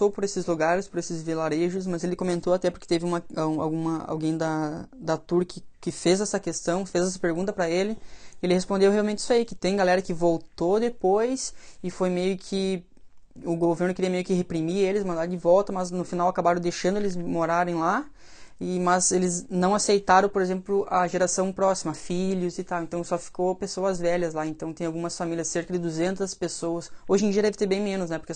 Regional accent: Belarus; born there; mas na Bielorrússia, que é onde eu, onde eu nasci, daí, lá a gente foi muito atingido também

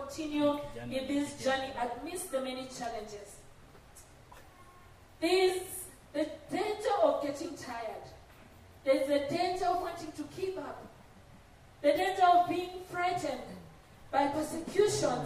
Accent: Rift Valley, Kenya; I come from the Rift Valley

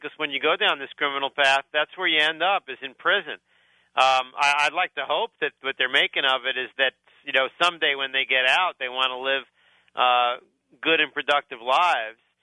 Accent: New York City, New York, United States; I grew up in Brooklyn.

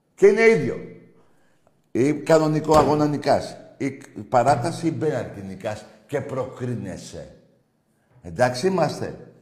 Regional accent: Greece; ευτυχισμένος που είμαι Έλληνας

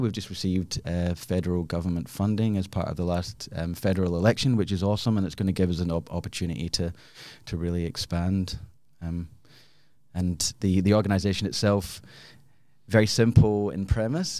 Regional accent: Glasgow, Scotland, United Kingdom; moved away as an adult; also born or lived in Australia; now in Perth, Australia; I am originally from Glasgow, came to Australia about twenty-one years ago.

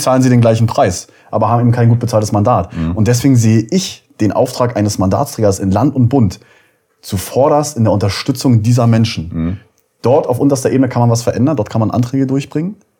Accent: Uckermark, Brandenburg, Germany; Ich bin in der Uckermark geboren, ähm, 1991 und äh, lebe ja da bis heute.

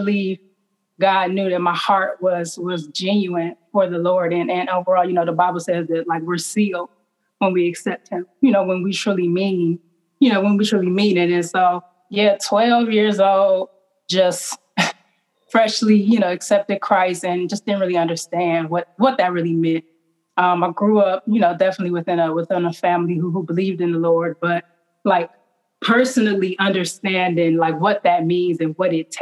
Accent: East Cleveland, Ohio, United States; growing up in East Cleveland

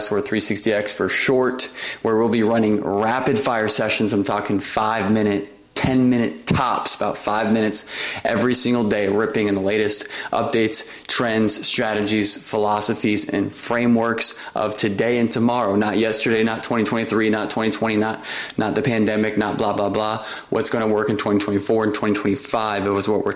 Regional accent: Orlando, Florida, United States; My first marketing job was with the Walt Disney Company in my hometown in Orlando.

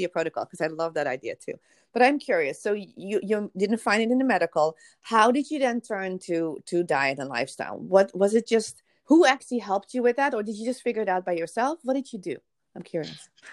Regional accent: Netherlands; now in United States; I am from the Netherlands originally too

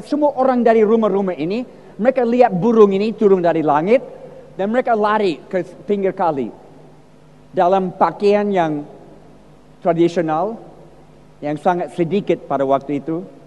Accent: United States; Indonesian is a second language; moved away as an adult; now in Indonesia; Saya lahir di Amerika, empat puluh tahun di Indonesia, tapi lahir di Amerika dalam keluarga yang Kristen

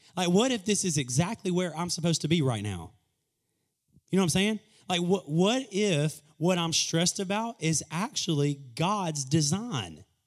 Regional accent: Greenwood, South Carolina, United States; moved away as an adult; also born or lived in Kentucky / Columbia, South Carolina; I was born and raised in Greenwood, lived in Kentucky for a season, and that's where I was living before I moved back to South Carolina in twenty thirteen

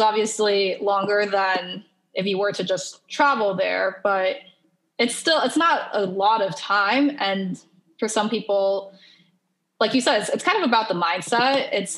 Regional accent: Taiwan; And I'm from Taiwan, you know, it gets pretty hot and humid in the summer.

